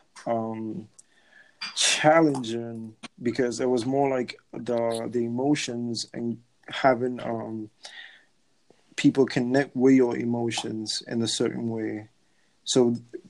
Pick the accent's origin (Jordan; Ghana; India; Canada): Ghana; moved away; back home in Ghana